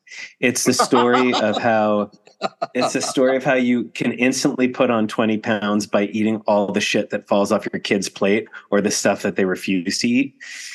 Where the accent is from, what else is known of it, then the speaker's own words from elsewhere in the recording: New Jersey, United States; Well, you're from North Jersey. I'm from North Jersey.